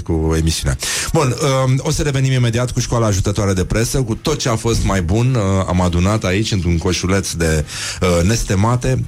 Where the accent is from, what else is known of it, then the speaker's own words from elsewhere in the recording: Brăila, Brăila County, Romania; eu ca brăilean